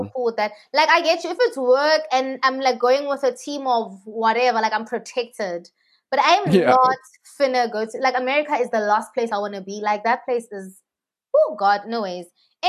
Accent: South Africa; as a South African

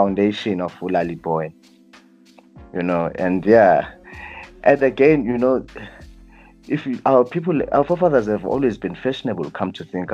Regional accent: Johannesburg, Gauteng, South Africa; born or raised there; also born or lived in Butterworth, Eastern Cape, South Africa / Aliwal North, Eastern Cape, South Africa

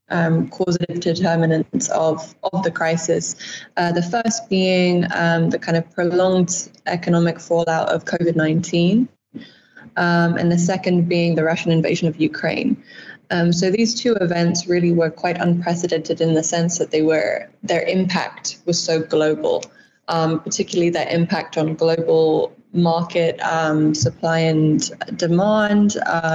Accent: United Kingdom; also born or lived in United States; now in Namibia; I'm not originally from Namibia. I actually grew up between the UK and the US, but first came to Namibia in 2016 while studying for my bachelor's.

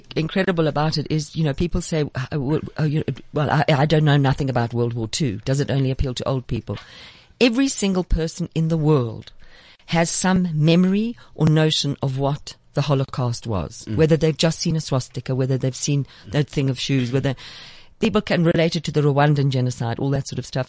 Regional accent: South Africa

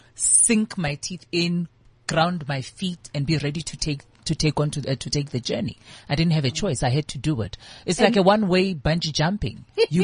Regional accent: Seshego, Limpopo, South Africa; I grew up in Seshego.

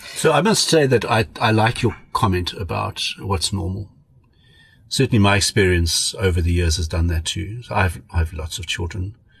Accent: Pretoria, Gauteng, South Africa; also born or lived in Cape Town / Free State; now in Johannesburg, South Africa; I'm South African. I uh, went to school in Pretoria. I was at boarding school my whole life

